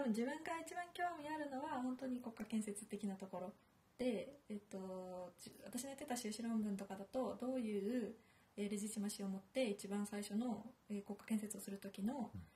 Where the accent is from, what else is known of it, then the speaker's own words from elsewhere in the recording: Kobe, Hyogo, Japan; 神戸の出身